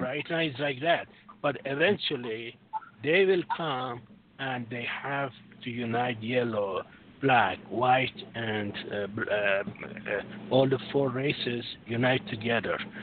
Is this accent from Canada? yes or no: yes; Canada; also born or lived in France; born in Canada, but I have uh, my bloodline goes to Europe.